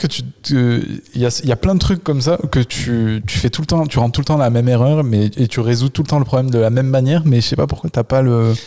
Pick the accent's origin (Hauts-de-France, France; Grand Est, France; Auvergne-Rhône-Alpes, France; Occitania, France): Auvergne-Rhône-Alpes, France; Le Puy-en-Velay; moved away; quand j'étais ado j'étais au Puy-en-Velay petite ville d'Auvergne